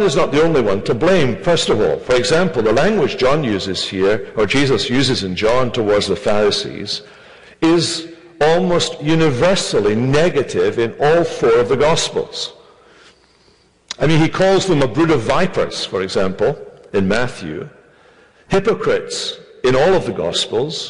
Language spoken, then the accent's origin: English; Scotland, United Kingdom; moved away; I come from Scotland